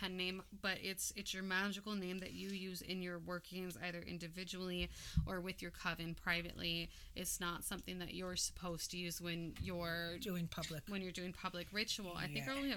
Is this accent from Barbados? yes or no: no; Hawaii, United States; I'm also Hawaiian